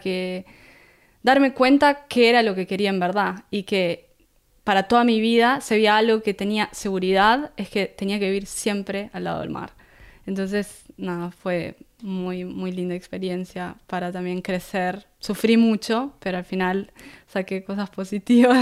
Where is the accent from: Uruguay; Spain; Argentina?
Uruguay; Punta del Este, Maldonado; accent: Uruguayan; moved away as an adult; also born or lived in Búzios, Rio de Janeiro, Brazil / Rio de Janeiro, Brazil / Costa Rica; now in Gold Coast, Australia; ahí crecí eh, hasta convertirme en adulta, eh, ahí en Uruguay, en Punta del Este. Y es como que siento yo me siento uruguaya